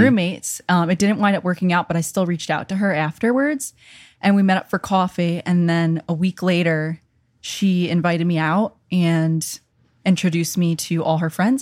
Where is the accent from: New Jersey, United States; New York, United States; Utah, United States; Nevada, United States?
New York, United States; accent: New York; moved away as an adult; also born or lived in Connecticut / Virginia Beach; I'm from New York. I went to school in Connecticut.